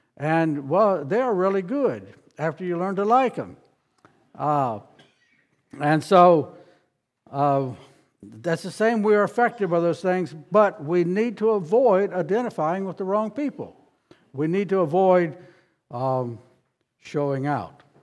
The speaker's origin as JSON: {"language": "English", "town": "Harrisonburg", "region": "Virginia", "country": "United States", "tie": "born or raised there", "also_born_or_lived": "South Carolina", "moved": "as an adult", "said": "I grew up near Harrisonburg, Virginia"}